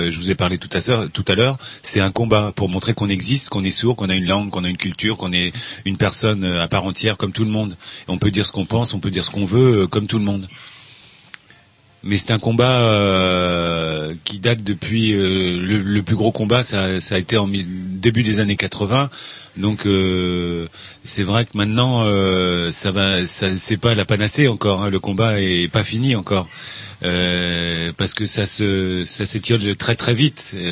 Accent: Brittany, France; Moi, je suis né en Bretagne aussi. Je suis breton.

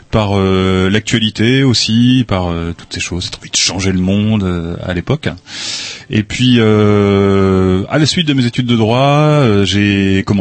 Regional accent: Lens, Hauts-de-France, France; moved away; moi, je suis originaire de du Nord-Pas-de-Calais, du de Lens exactement, enfin à côté de Lens.

